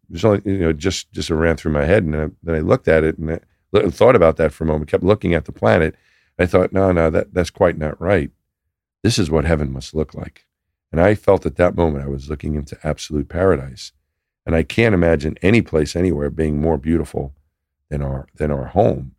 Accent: New York, United States; moved away as an adult; I'm from New York. That's where I'm from.

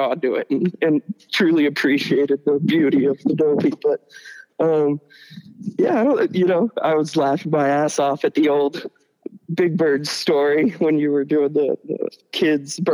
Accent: United States; opiates were huge growing up in Virginia and West Virginia

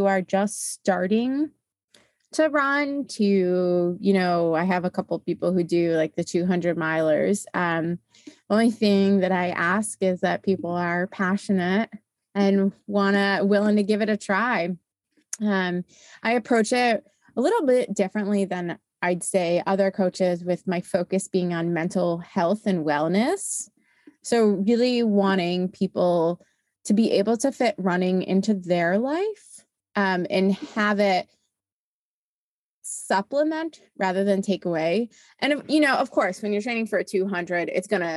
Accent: East Coast, United States; I'm originally from the East Coast.

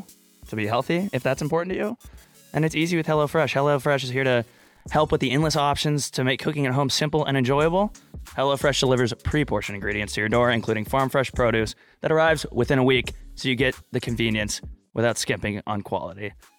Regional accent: Texas, United States; moved away; No, I was from Texas. I am from Texas

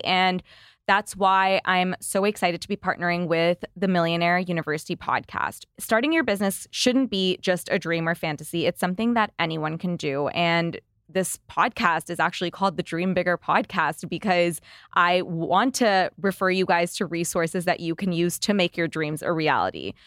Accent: Canada; As a Canadian entrepreneur myself

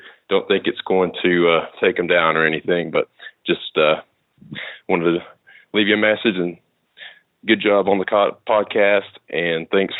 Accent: East Tennessee, United States; I'm actually from East Tennessee, so pretty much nobody even knows what Tesla is.

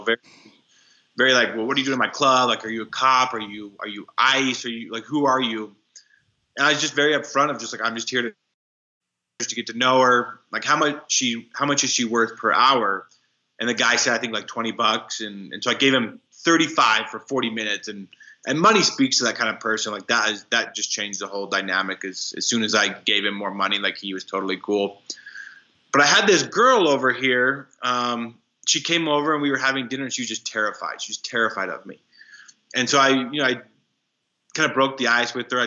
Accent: Wyoming, United States; moved away as an adult; also born or lived in Dominican Republic; I grew up in Wyoming

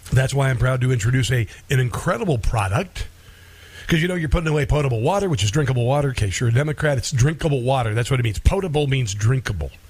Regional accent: Neola, Iowa, United States; moved away; I grew up in Southwest Iowa. We don't have a lot of, a lot of uh, you know, we, we got a Catholic church, we had a Presbyterian, we had a Christian church in Neola, Iowa.

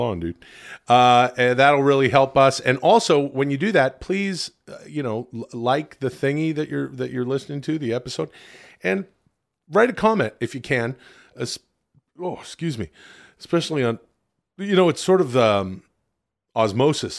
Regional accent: Ladner, British Columbia, Canada; my home town, uh, farming and fishing village. Ladner

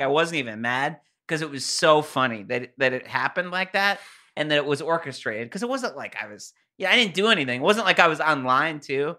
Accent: Connecticut, United States; I'm from Connecticut

